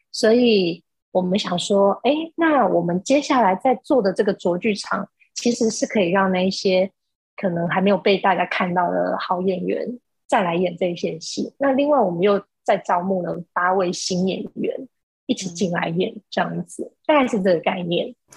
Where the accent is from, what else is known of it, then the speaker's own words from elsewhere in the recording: Changhua County, Taiwan; moved away as an adult; now in Taipei, Taiwan; 我是彰化人，然后，呃，我大学的时候来到台北念书，然后就一路住在台北，然后在这个念大学之后，我其实一路就住在台北，所以现在住在台北的时间已经比住在彰化的时间长了